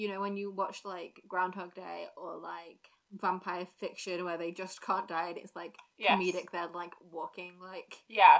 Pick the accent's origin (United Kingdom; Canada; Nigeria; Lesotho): United Kingdom; We are British.